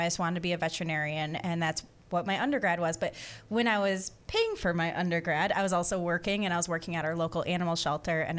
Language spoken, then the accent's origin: English; Michigan, United States; moved away as an adult; also born or lived in Orange County, Florida; now in Volusia County, United States; I come from Michigan. I actually moved down to Florida 3 years ago